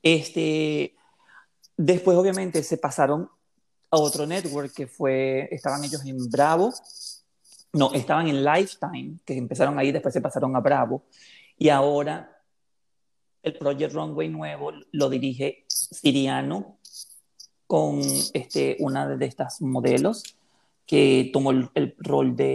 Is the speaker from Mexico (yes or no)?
no; Venezuela; moved away; yo soy venezolano, pero tengo muchísimos años aquí